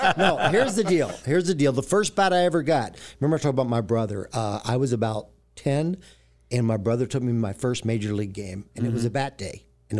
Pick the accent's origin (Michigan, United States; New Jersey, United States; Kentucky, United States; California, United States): Kentucky, United States; I grew up in Kentucky, but it was northern Kentucky, right across the Ohio River, so I grew up a Cincinnati Reds fan.